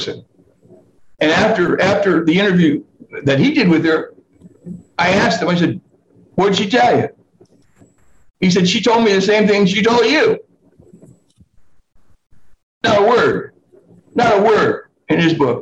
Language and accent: English; Los Angeles, California, United States; also born or lived in Newport Beach, California; I'm from Los Angeles. That's where I spent my business career.